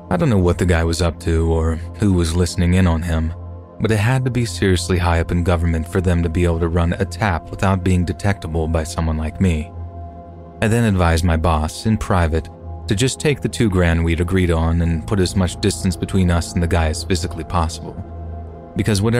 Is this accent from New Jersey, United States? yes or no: no; Kentucky, United States; my dad took me and my brother on a family camping trip to Mammoth Cave National Park in my home state of Kentucky.